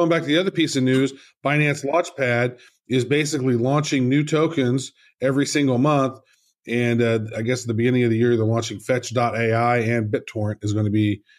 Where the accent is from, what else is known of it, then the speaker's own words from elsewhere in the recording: Cayman Islands; I am from the Cayman Islands.